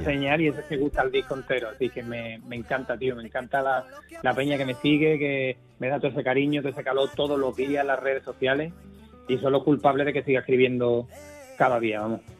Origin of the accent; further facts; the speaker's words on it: Jerez de la Frontera, Andalusia, Spain; los amigos que con los que crecí musicalmente en mi tierra